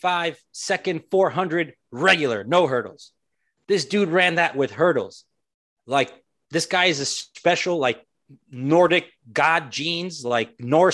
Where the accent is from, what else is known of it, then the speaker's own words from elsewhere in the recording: Palm Beach County, Florida, United States; I grew up in Palm Beach County.